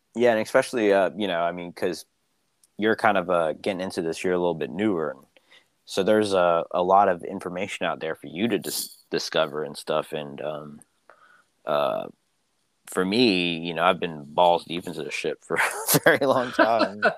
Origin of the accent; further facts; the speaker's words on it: Philippines; where I'm from. but you know, the Philippines